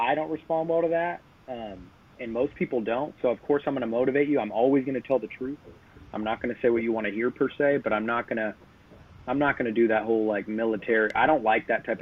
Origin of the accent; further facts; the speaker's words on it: Sacramento, California, United States; also born or lived in Oceanside, California; Came here pretty much immediately, you know, about around 1 year old. Been in Sacramento the whole time. Grew up in a little bit in East Sac when I was a kid